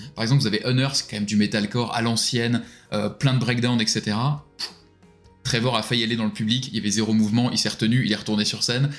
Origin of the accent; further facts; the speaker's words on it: France; nous un peu en tant que Français